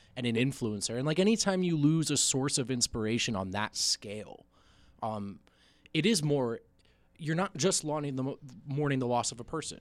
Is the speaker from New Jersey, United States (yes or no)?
yes; New Jersey, United States; moved away; I grew up in New Jersey